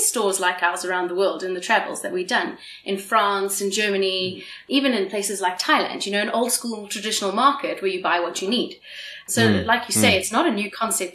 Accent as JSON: {"language": "English", "country": "South Africa", "said": "I'm South African"}